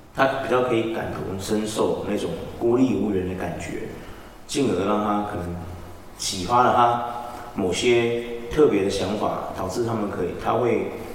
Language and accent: Chinese; Taiwan; 我们台湾人的种族天赋是什么